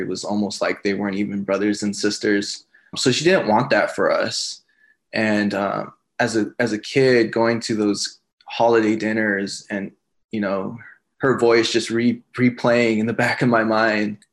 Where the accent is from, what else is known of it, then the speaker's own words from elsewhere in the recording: Los Angeles, California, United States; moved away as an adult; now in San Antonio, United States; I'm originally from Los Angeles, California